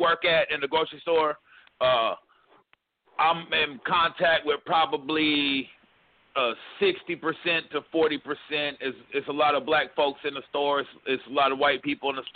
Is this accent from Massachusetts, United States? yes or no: no; Orlando, Florida, United States; moved away; I'm from Orlando